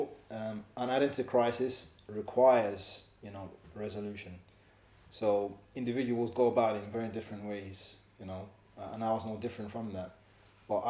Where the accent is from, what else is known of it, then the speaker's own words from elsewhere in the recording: London, United Kingdom; moved away as an adult; now in Edinburgh, United Kingdom; me being an African Muslim growing up in Leighton, multicultural